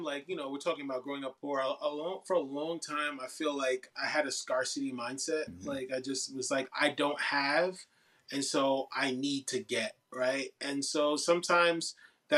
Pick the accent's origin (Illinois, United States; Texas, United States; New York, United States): New York, United States; New York City; as a New Yorker, as a New York MC, as a New York creative